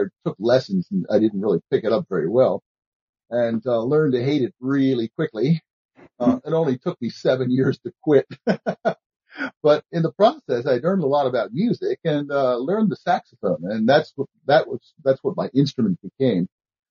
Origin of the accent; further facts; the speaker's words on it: Baltimore, Maryland, United States; I'm originally from Baltimore. Not pronounced that way in Baltimore, of course